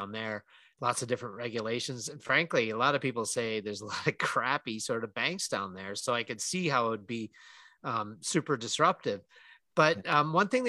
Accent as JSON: {"language": "English", "town": "Calgary", "region": "Alberta", "country": "Canada", "tie": "born or raised there"}